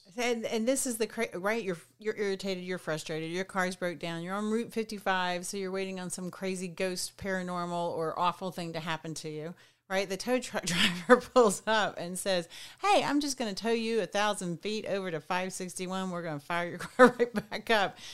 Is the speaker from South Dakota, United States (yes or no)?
no; Southwest Arkansas, United States; where I grew up in Southwest Arkansas